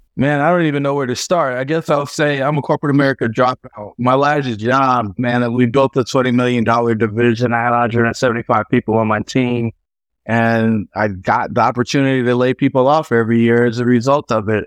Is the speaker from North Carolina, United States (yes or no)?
yes; Fayetteville, North Carolina, United States; I grew up in Fayetteville, North Carolina, the son of a soldier and a stay at home mom.